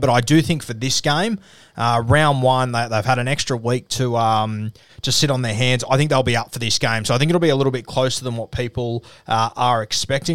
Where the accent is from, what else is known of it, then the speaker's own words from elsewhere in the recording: Australia; as an Aussie